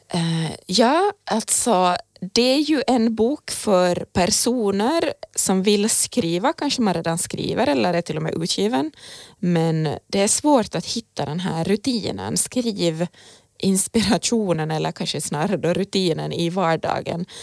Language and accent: Swedish; Finland; för mig som är finlandssvensk